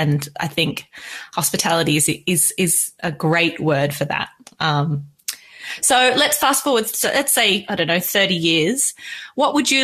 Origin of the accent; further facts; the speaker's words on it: Australia; I am Australian